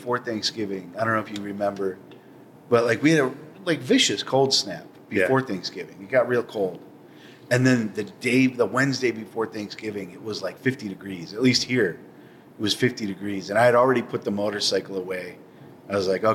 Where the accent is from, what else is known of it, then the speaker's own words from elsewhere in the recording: Chicago, Illinois, United States; moved away as an adult; now in Milwaukee, United States; we're all from Chicago